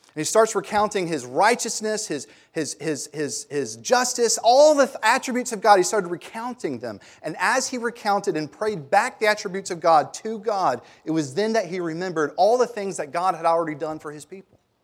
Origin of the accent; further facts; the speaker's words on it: Germantown, Tennessee, United States; I grew up in Germantown